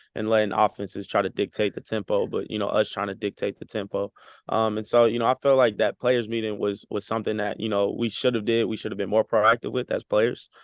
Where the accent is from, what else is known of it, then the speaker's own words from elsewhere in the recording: Texas, United States; moved away as an adult; now in California, United States; I'm coming from Texas